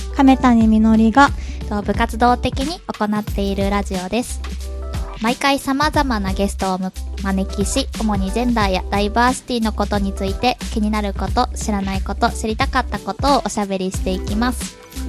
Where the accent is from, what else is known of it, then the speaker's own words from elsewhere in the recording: Kobe, Hyogo, Japan; moved away; 生まれ育ちは兵庫県神戸に生まれ育って